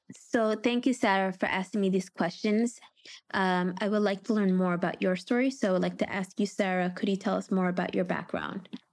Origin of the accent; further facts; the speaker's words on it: Yemen; we're both from Yemen